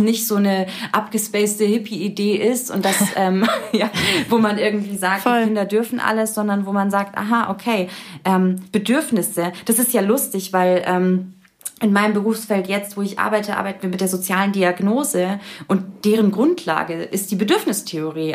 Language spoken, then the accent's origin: German; Munich district, Bavaria, Germany; ich bin im, im Landkreis München, also schon ein bisschen ländlicher ähm, groß geworden